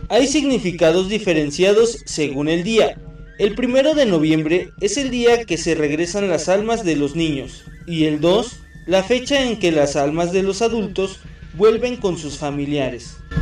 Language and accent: Spanish; Mexico; nuestra identidad como mexicanos